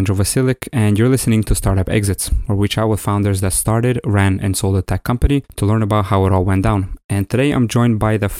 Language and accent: English; Ukraine; moved away; I'm originally from Ukraine.